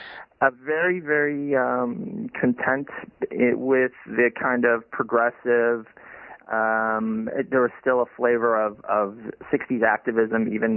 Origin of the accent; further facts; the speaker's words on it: Madison, Wisconsin, United States; moved away as an adult; also born or lived in Stanford, California; now in Iowa, United States; I am very fond of Madison, Wisconsin. Which is where I grew up, in the capital of Wisconsin, the college town of the University of Wisconsin.